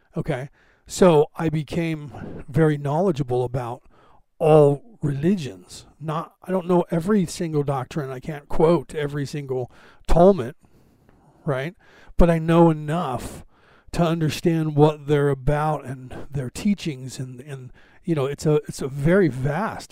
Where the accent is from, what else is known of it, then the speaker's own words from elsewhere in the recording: United States; I was born in America